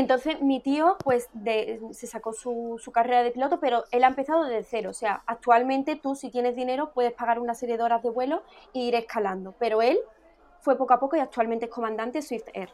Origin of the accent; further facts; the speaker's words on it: Écija, Andalusia, Spain; Yo soy de Écija